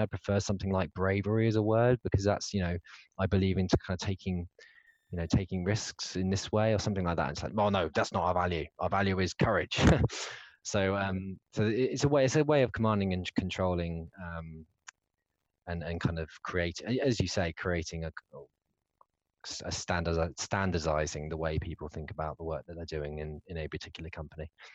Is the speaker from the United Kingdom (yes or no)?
yes; United Kingdom; as a Brit